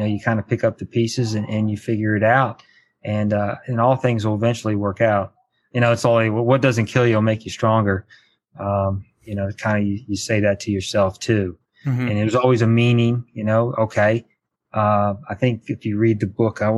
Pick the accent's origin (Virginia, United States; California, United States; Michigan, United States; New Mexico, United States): Virginia, United States; Charlottesville; also born or lived in Culpeper, Virginia; I grew up in Charlottesville, Virginia